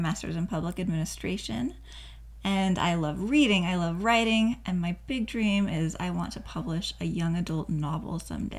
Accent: Oregon, United States; moved away as an adult; now in Utah, United States; I'm originally from Oregon

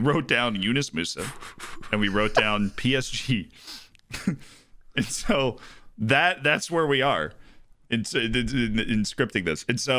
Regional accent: United States; I'm too American for my own good.

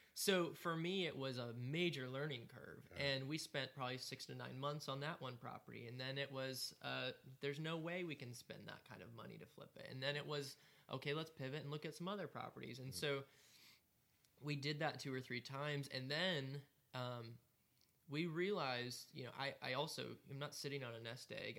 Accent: United States; also born or lived in Greenville, South Carolina; as an American

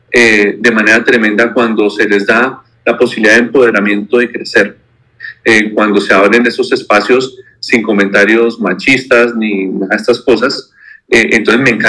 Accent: Neiva, Huila, Colombia; now in Bogotá, Colombia; soy de Neiva, aunque he vivido casi toda mi vida aquí en Bogotá.

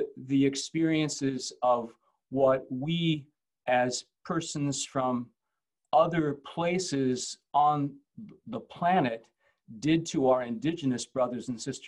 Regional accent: St. Louis, Missouri, United States; moved away as an adult; also born or lived in Ferguson, Missouri / New Zealand; now in Indiana, United States; I was born and raised in St. Louis, Missouri

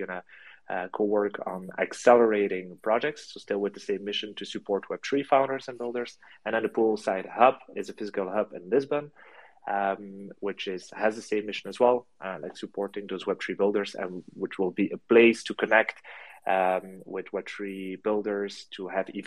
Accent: France; now in Belgium; I'm based in Belgium. And so I'm originally from France, but I've been studying here and I live here.

